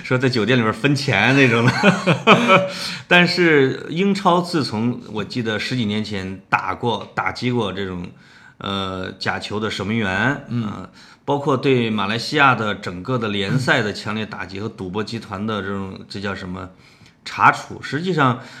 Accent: Henan, China; accent: Henan dialect; 在我们河南话里边也叫时运

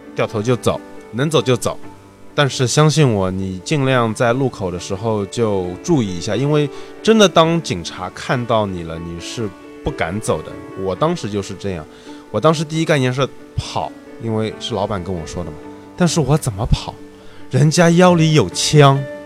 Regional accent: China; 我们中国人

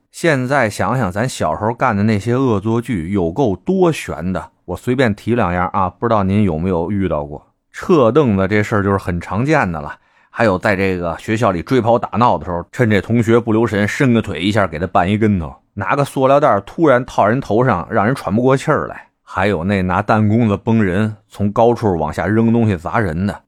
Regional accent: Beijing, China; 这仰巴咳嗽是我们北京一土话啊

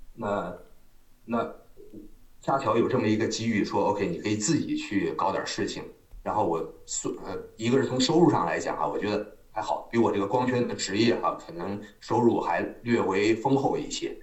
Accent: northern China, China; moved away as an adult; also born or lived in Sichuan; now in Chongqing, China; 我是北方人，我是北方人。然后我来，我后来是因为在，在，我从小到大 高大了哈，就是生长在北方

